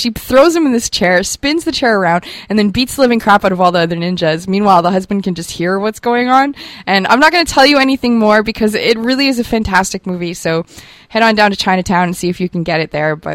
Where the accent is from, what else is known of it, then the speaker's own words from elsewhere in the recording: Germany; growing up in Germany with my brothers, we were very war obsessed. Uh, we come from a military family.